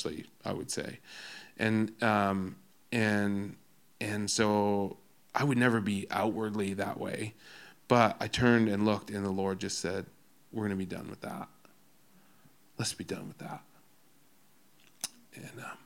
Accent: Alberta, Canada

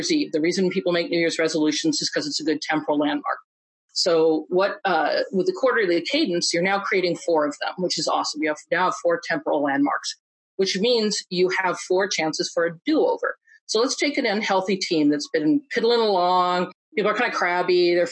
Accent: Iowa, United States; I grew up in Iowa

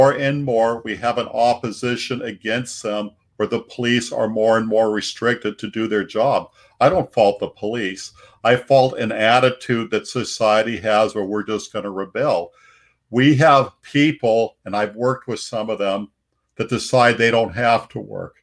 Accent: Seattle, Washington, United States; I'm from South Seattle, and the show 60 Minutes wanted to do my senior class in 1976

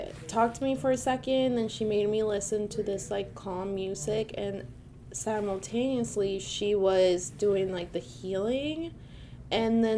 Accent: Venezuela; moved away; I grew up in Venezuela

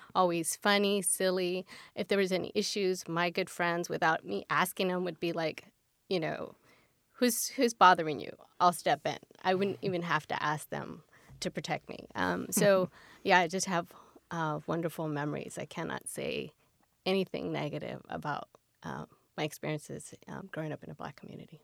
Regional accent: Pacoima, California, United States; now in Orange County, United States; I grew up uh, 30 minutes north of LA uh, in the San Fernando Valley, a city called Pacoima

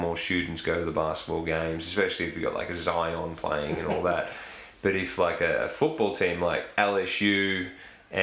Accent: Bunyip, Victoria, Australia; I grew up in Bunyip

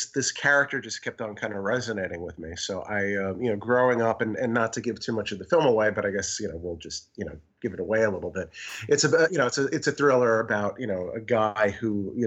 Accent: New York, United States; also born or lived in Amsterdam; I grew up in New York

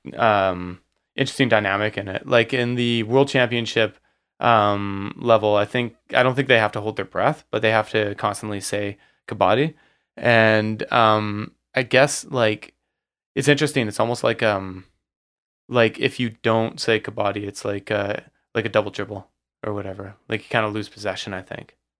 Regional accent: Surrey, British Columbia, Canada; born or raised there

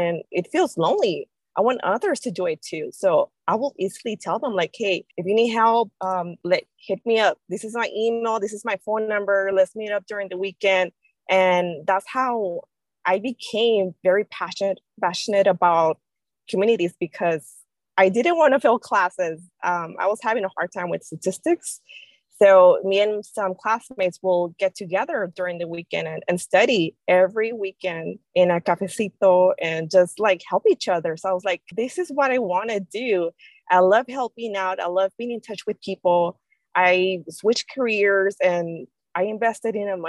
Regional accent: Mexico; moved away; I'm from Mexico

